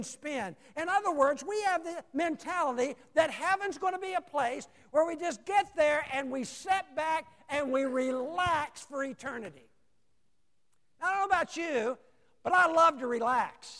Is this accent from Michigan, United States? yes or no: no; Roanoke, Virginia, United States; also born or lived in Salem, Virginia; I came from Roanoke, Virginia, Salem, Virginia, down to Chesterfield